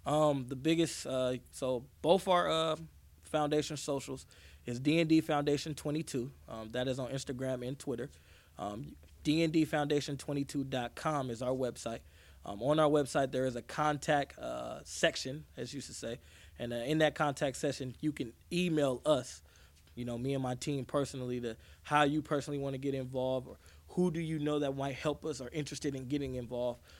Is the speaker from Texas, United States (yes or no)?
no; Vallejo, California, United States; Vallejo, where I'm from, it's our community